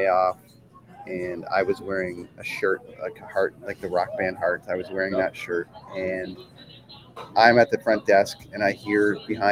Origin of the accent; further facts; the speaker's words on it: Toronto, Ontario, Canada; also born or lived in Vancouver; in Toronto in my hometown